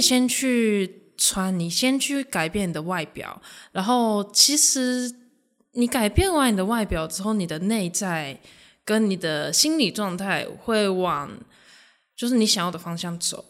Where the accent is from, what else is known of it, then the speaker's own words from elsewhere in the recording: Japan; moved away as an adult; now in Taiwan; 我本身是日本华侨，然后我十九岁之前都在日本出生长大，然后是大学才在台湾读书